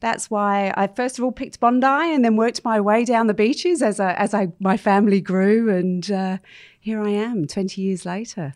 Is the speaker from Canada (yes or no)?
no; London, United Kingdom; moved away as an adult; now in Sydney, Australia; I was actually born and bred in London